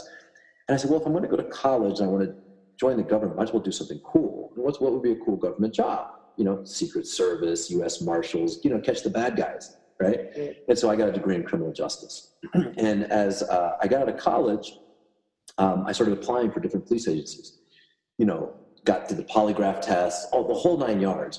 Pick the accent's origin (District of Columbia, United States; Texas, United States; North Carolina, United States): District of Columbia, United States; Washington; I grew up in Washington, D.C.